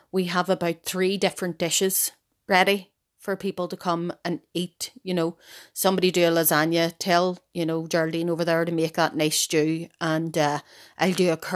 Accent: Ireland; as Irish people, we still wake our own dead from the house.

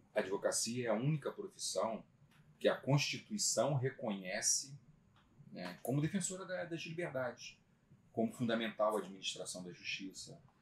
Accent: Magé, Rio de Janeiro, Brazil; Eu sou magiense, nasci em Magé

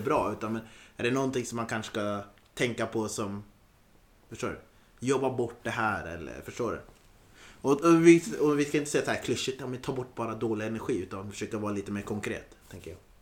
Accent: Östersund, Jämtland, Sweden; moved away; Jag är norrlänning

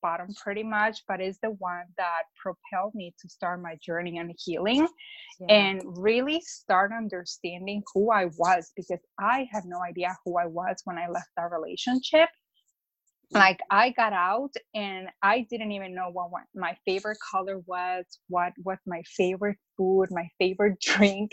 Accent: Mexico; now in Chicago, United States; I'm from Mexico, but I live in Chicago

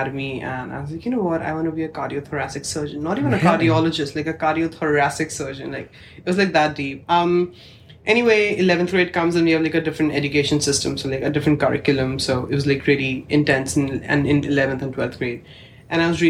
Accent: New Delhi, Delhi, India; English is a second language; moved away as an adult; now in Halifax, Canada; I was born in New Delhi, India, and I've stayed there my entire life

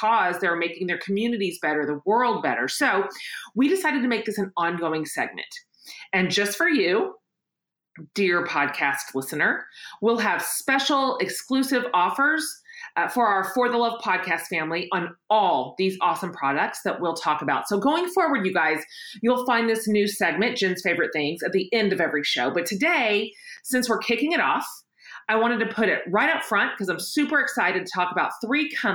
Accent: Austin, Texas, United States; right here in Austin, Texas, my hometown

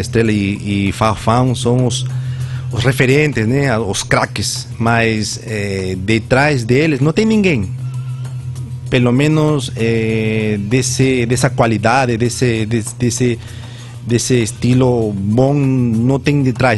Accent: Peru; Portuguese is a second language; moved away as an adult; now in Vitória de Santo Antão, Brazil; Eu nasci lá no, no Peru, eu tenho atualmente 45 anos eu cresci

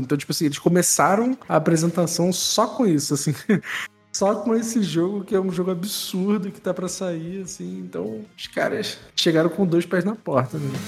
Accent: Brazil; a gente, como brasileiro

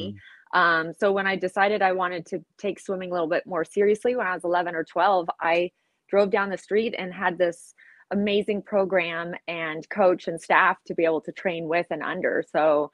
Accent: Southern California, United States; I grew up in Southern California

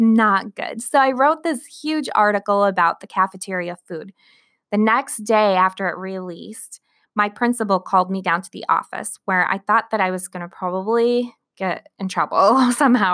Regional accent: Flint, Michigan, United States; I was born in Flint, Michigan

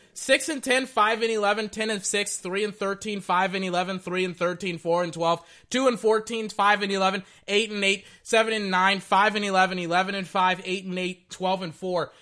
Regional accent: Texas, United States; I'm from Texas

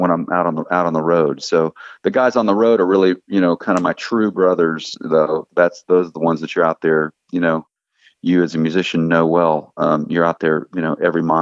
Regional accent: Texas, United States; now in Nashville, United States; I'm from Texas, although Nashville is home.

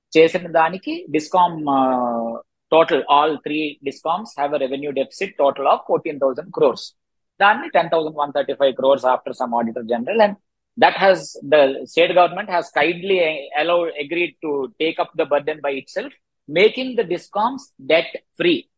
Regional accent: Visakhapatnam, Andhra Pradesh, India; మాది వైజాగ్

